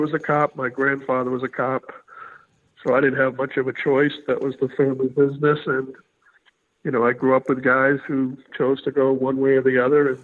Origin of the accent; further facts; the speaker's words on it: Haverhill, Massachusetts, United States; I grew up outside of Boston in an industrial town called Haverhill